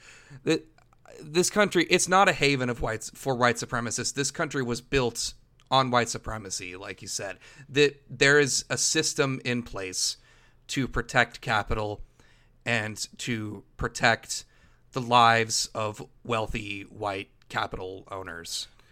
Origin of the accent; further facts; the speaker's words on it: Los Angeles, California, United States; growing up in Los Angeles area, the way that the two of us did